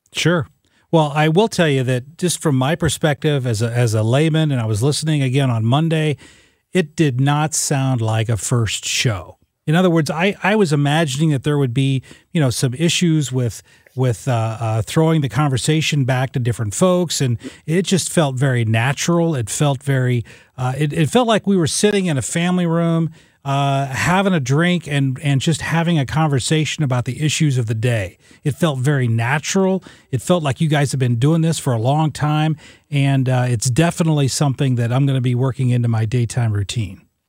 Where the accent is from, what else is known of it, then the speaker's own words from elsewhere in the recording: Southern Illinois, United States; I grew up in Southern Illinois, a first person in my family to ever go to college.